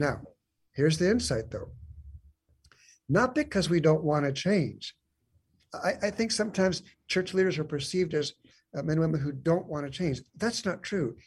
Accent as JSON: {"language": "English", "town": "San Diego", "region": "California", "country": "United States", "tie": "born or raised there", "moved": "as an adult", "lives_now": "Lawrenceville, United States", "said": "I was actually born and raised in San Diego"}